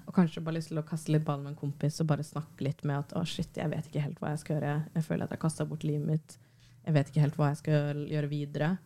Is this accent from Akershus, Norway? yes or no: yes; Bærum, Akershus, Norway; der jeg vokste opp i Bærum